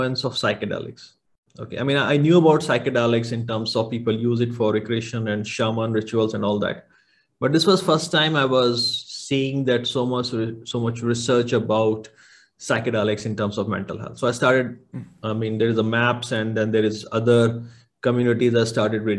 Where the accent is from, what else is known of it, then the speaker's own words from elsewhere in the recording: India; moved away; I came from India, and at least in my hometown